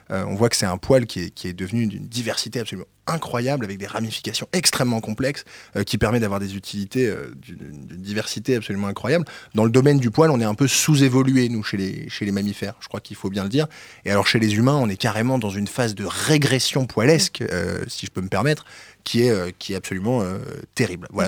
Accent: France; on est français quand même.

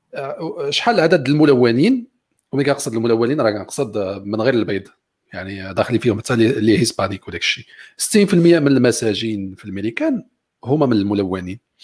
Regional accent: Morocco; عندنا في المغرب

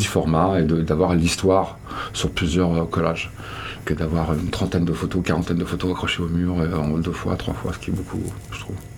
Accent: Landes, Arcachon Basin, Nouvelle-Aquitaine, France; moved away as an adult; also born or lived in Brazil / United States; j'ai été élevé dans les Landes, j'ai été élevé sur le bassin de racachon

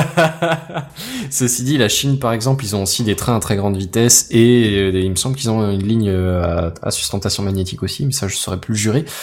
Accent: France; en tant que Français

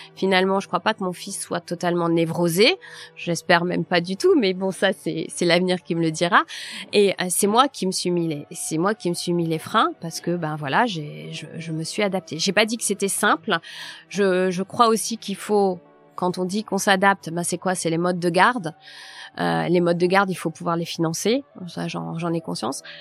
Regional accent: Nord, Hauts-de-France, France; also born or lived in Paris; je suis née dans le Nord

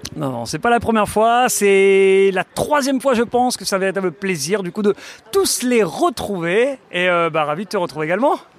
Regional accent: Lille, Hauts-de-France, France; accent: ch'ti; je viens d'un côté d'ici, je suis né à Lille, c'est pour ça que je ressens un petit peu mon petit accent

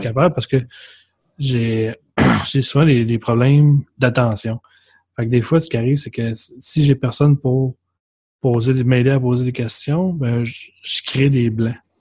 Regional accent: Quebec, Canada; accent: Québécois

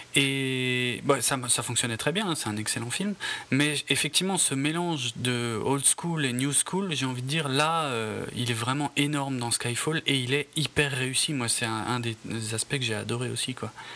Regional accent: France; chez nous en France

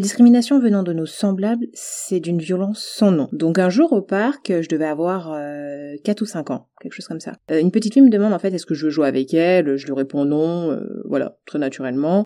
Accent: French Guiana; j'ai grandi en Guyane

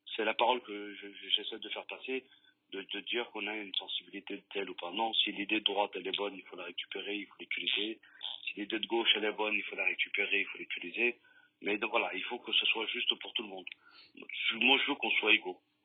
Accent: Lyon, Auvergne-Rhône-Alpes, France; Et nos parents, ils sont arrivés ici et on a grandi on a et on aime cette ville, on aime cette ville de cœur, on, on l'aime réellement parce qu'on est lyonnais

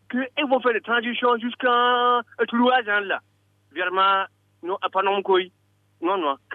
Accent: Burkina Faso; …, je suis Burkinabé.

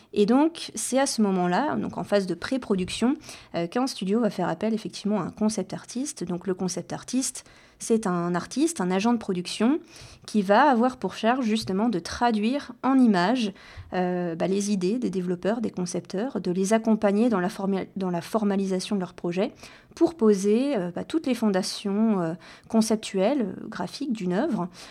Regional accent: Rennes, Brittany, France; moved away as an adult; also born or lived in Caen; je suis originaire de Bretagne et après le lycée, donc, euh, je me suis expatriée euh, de Rennes, ma ville natale

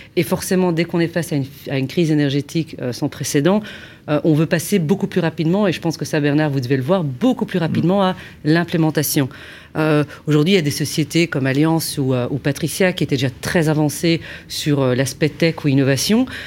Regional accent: Belgium; je suis belge

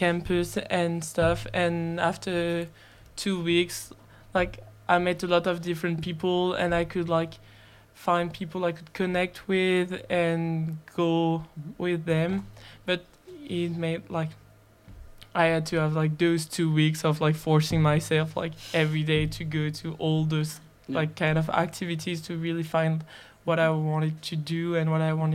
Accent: Paris, Île-de-France, France; I'm from Paris

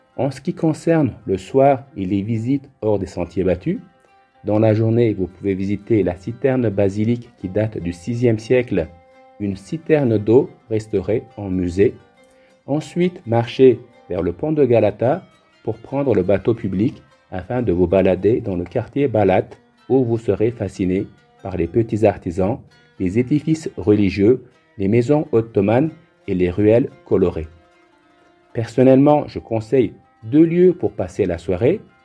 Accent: Cappadocia, Central Anatolia, Turkey; also born or lived in Istanbul; je suis originaire de la Cappadoce en Turquie.

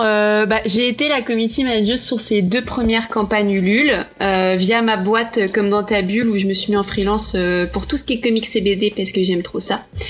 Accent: Portugal; je suis portugaise

